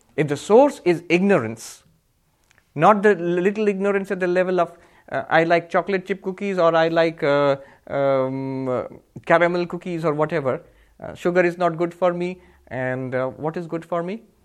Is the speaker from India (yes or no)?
yes; India; I'm Indian